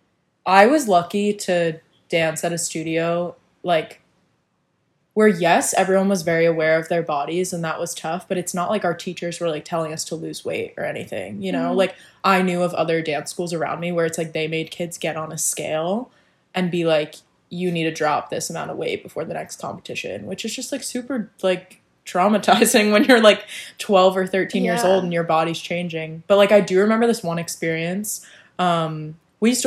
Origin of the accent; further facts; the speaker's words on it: New Jersey, United States; now in New York, United States; I'm from New Jersey